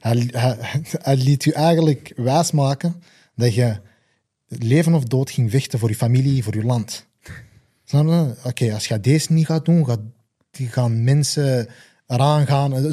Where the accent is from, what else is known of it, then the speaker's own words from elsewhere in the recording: Belgium; Ik ben zelf Belg